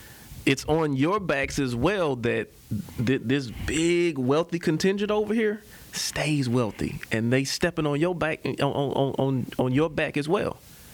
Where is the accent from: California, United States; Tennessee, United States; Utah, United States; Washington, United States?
Tennessee, United States; Memphis; born there; Well, I wasn't born here. I was born in Memphis, Tennessee.